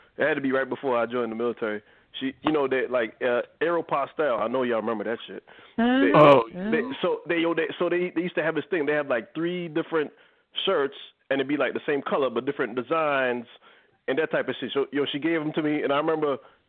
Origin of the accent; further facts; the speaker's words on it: New York, United States; moved away; I'm from New York